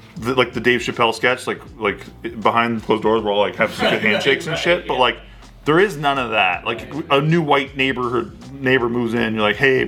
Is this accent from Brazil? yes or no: no; United States; But no, I mean, I'm just an American, and I feel that way about basically everyone in this room as well. It's like we're all just Americans